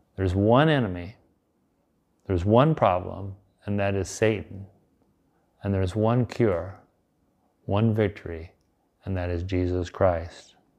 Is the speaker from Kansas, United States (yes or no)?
no; Nebraska, United States; my home state of Nebraska